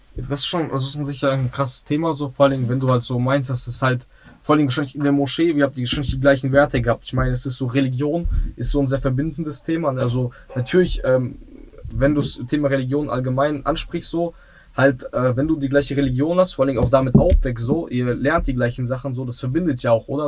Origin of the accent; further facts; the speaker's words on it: Essen, North Rhine-Westphalia, Germany; Also ich bin auch, ähm, in Essen aufgewachsen. So in, äh, ich bin im Essener Süden aufgewachsen.